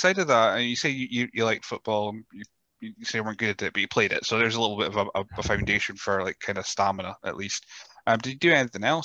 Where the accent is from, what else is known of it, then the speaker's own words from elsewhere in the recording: Rothes, Scotland, United Kingdom; I grew up in Rothes and Elgin was the big city